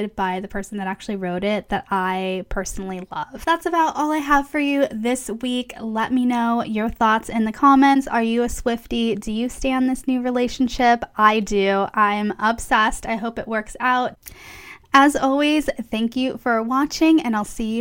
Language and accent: English; Palm Springs, California, United States; moved away; Palm Springs, which is my hometown